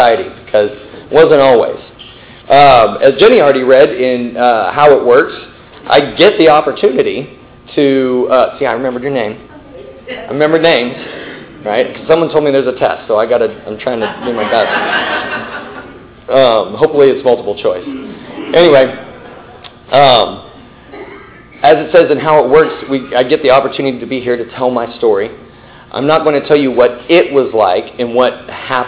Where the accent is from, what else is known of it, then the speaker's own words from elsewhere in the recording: Midland, Texas, United States; also born or lived in New York; now in Dallas, United States; I grew up in Midland, Texas. right? Way West Texas